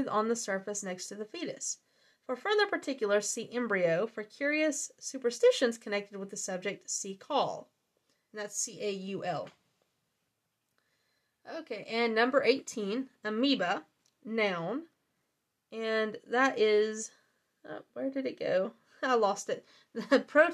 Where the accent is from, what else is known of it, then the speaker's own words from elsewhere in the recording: the South, Southern United States, United States; accent: southern; My southern accent